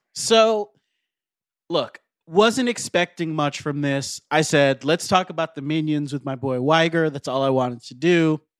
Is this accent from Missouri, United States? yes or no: no; Florida, United States; now in Los Angeles, United States; I grew up in Florida